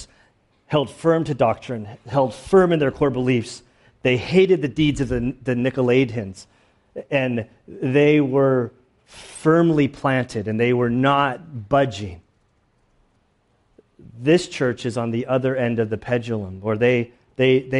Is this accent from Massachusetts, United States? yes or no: no; San Diego, California, United States; My birthplace is up the coast a little bit more, but I grew up in San Diego.